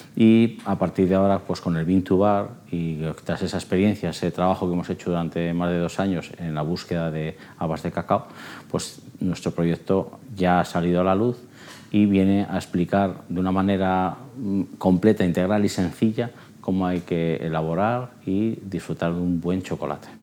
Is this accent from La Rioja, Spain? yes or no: yes; Logroño, La Rioja, Spain; also born or lived in Soria; Yo al final nacer nací en Soria. Me vine a vivir a los dos años a Logroño, o sea, soy soriano. Me, me considero riojano, sin duda.